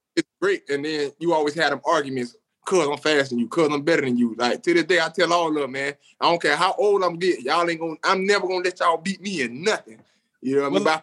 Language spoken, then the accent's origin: English; Bradenton, Florida, United States; also born or lived in Orlando, Florida; I'm from Bradenton, Florida.